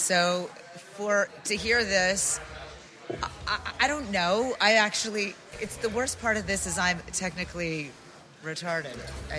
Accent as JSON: {"language": "English", "town": "Las Vegas", "region": "Nevada", "country": "United States", "tie": "born or raised there", "said": "I grew up in Vegas."}